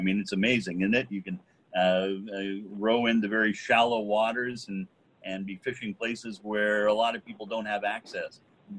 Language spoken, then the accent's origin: English; Eugene, Oregon, United States; as a kid, I remember growing up in Eugene and going and fishing on a creek called Mill Creek and catching little cutthroat trout